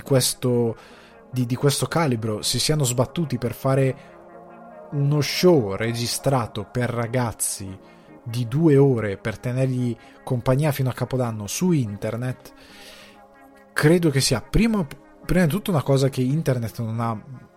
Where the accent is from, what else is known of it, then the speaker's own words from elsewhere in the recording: Milan, Lombardy, Italy; also born or lived in Sicily; i miei genitori sono siciliani, noi eravamo trasferiti a Milano, tutti i Natali che ho fatto li ho fatti a casa nostra